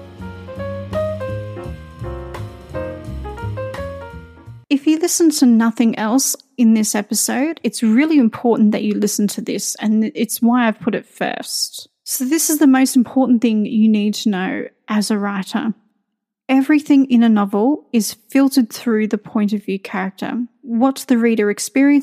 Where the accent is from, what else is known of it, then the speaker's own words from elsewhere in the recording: Australia; moved away; I'm Australian